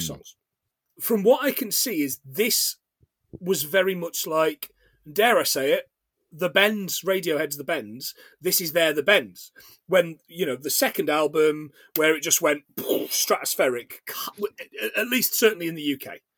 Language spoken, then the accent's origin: English; England, United Kingdom; also born or lived in Scotland; I am English, of course, very English